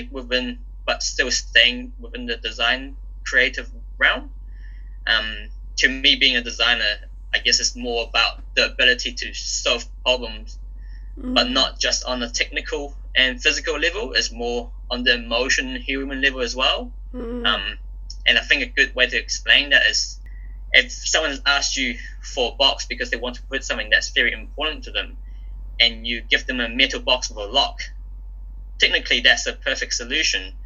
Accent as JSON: {"language": "English", "country": "New Zealand", "tie": "born or raised there", "also_born_or_lived": "Hong Kong", "said": "I was born in Hong Kong. Me and my family moved to New Zealand when I was about 7."}